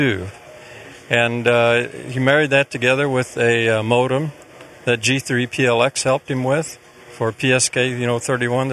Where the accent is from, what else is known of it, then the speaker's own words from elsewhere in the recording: St. Louis, Missouri, United States; I'm from St. Louis